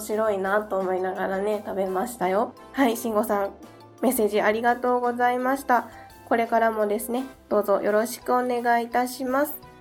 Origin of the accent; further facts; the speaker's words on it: Kansai, Japan; 私も関西出身なんですけれども